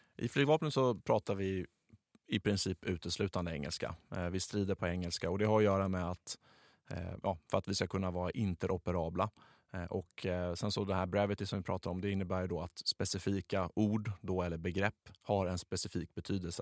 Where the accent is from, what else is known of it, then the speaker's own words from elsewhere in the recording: Skåne, Sweden; accent: Scanian (skånska); ursäkta min, min skånska